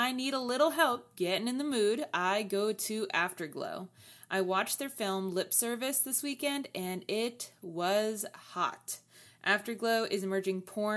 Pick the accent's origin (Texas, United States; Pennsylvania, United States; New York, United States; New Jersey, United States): New Jersey, United States; Northern; now in Raleigh, United States; I'm from Northern New Jersey.